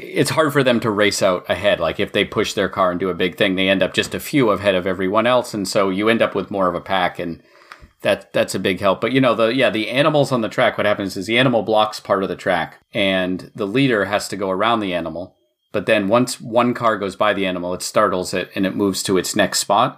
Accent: Maine, United States; I was born in Maine

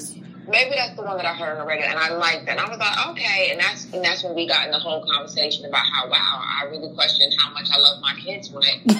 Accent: New York, United States; also born or lived in New Jersey; you know, I was raised in New York and New Jersey, so that's the kind of music that I always like

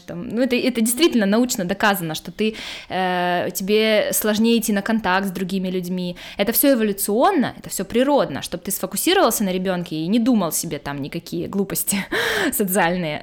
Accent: Khabarovsk, Khabarovsk Krai, Russia; moved away as an adult; also born or lived in United States; now in Germany; Я, наверное, должна была родиться в Монголии, а не в Хабаровске, там недалеко

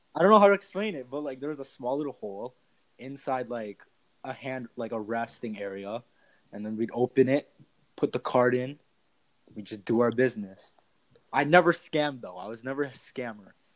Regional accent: Canada; Canada and like America has a lot of like foreigners that come mm-hmm. to Canada, and like our country is really diverse

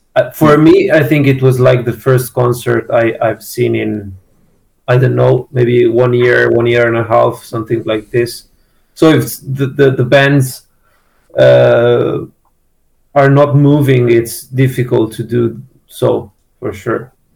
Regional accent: Milan, Lombardy, Italy; we are from Milan

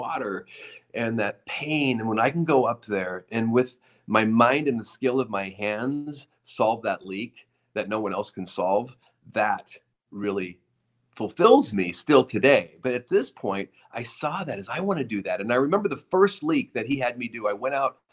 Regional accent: Oregon, United States; moved away; a younger kid growing up in Oregon in the mountains

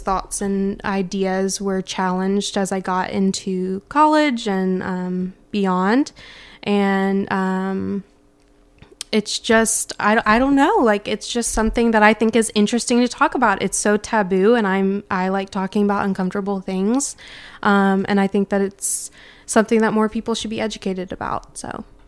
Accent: Memphis, Tennessee, United States; born and raised in Memphis in the South

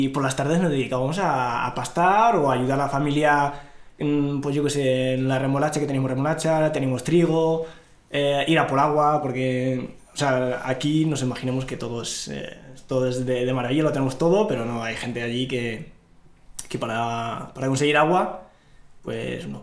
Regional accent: Risana, Tanger-Tetouan-Al Hoceima, Morocco; vengo de Marruecos, eh, exactamente de un pueblo a un pueblo rural, al norte de Marruecos, está eh, está Larache, bueno, pues yo vivía en un pueblo rural, Risana

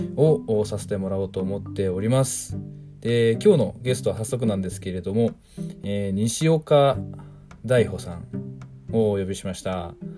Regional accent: Shimane, Japan; moved away as an adult; also born or lived in Tottori; now in Tokyo, Japan; もともと島根県出身なので、で、そこから今は、えー、と、東京に、えー、出てですね

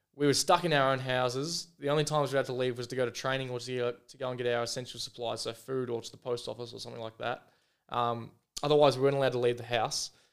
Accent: Foster, Victoria, Australia; now in Adelaide, Australia; went back home to Victoria down, um, to Foster, my hometown

